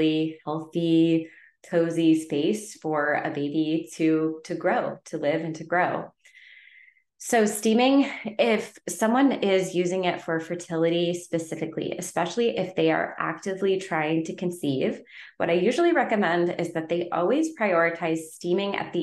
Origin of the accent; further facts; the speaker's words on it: Connecticut, United States; now in Southern California, United States; Where I grew up in Connecticut, we had well water